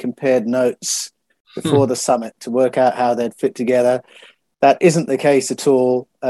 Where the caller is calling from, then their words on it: Australia; It's this morning because I'm speaking from Australia.